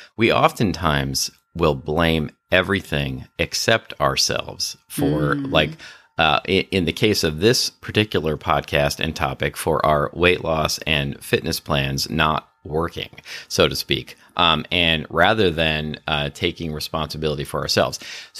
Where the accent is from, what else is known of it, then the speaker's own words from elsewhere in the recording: Pennsylvania, United States; also born or lived in New Jersey / California; I sometimes say that I'm from New Jersey, but I mostly say I'm from Pennsylvania. But I lived in New Jersey during my formative years, but I've lived in California more than anywhere else.